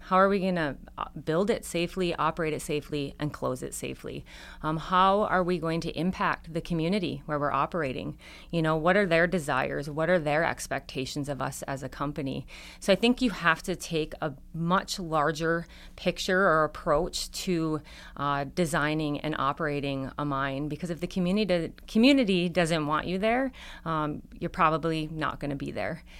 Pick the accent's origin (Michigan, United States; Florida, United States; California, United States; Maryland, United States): Michigan, United States; Upper; growing up in Upper Michigan